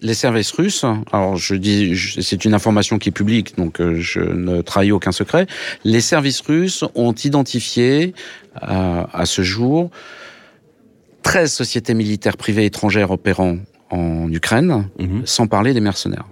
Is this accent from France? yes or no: yes; France; now in Russia; je suis français